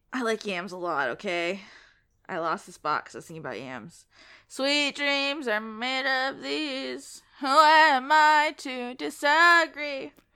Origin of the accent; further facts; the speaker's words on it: Collier County, Florida, United States; also born or lived in Lee County, Florida; now in Leon County, United States; I lived in Lee County, but I was born in Collier